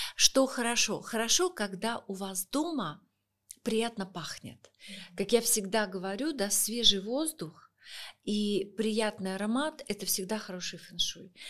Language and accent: Russian; Saint Petersburg, Russia; now in Moscow, Russia; я сама из Санкт-Петербурга, Сейчас мы с супругом живем в Москве